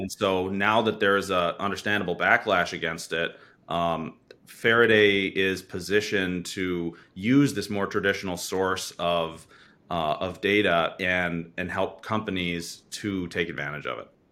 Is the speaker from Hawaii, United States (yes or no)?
no; Wisconsin, United States; I'm from Wisconsin, and so is my co-founder, and we've been working together since high school